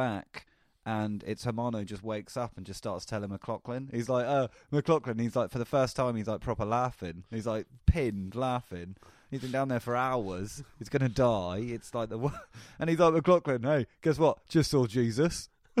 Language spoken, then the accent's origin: English; England, United Kingdom; I'm such an English guy.